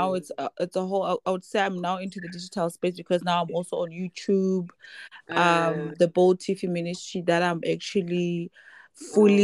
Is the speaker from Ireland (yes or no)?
no; Maseru, Maseru District, Lesotho; also born or lived in Bloemfontein, Free State, South Africa; I was born and bred in Maseru